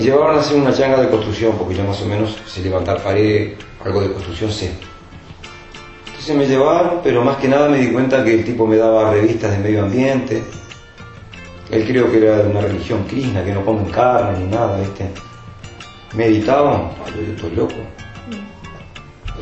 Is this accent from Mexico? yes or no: no; Uruguay; also born or lived in Montevideo / Ciudad de la Costa, Canelones; Yo me crié un poco en Montevideo y un poco acá en la ciudad de la costa, en el caño de San José de Carrasco